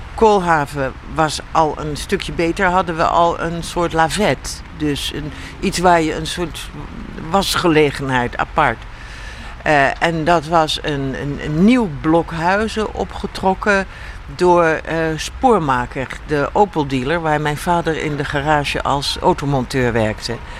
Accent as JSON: {"language": "Dutch", "town": "Rotterdam", "region": "South Holland", "country": "Netherlands", "tie": "born or raised there", "moved": "yes", "said": "die wijken waar ik ben opgegroeid"}